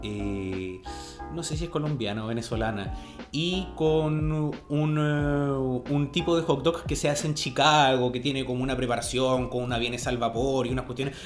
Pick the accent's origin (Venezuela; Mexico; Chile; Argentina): Chile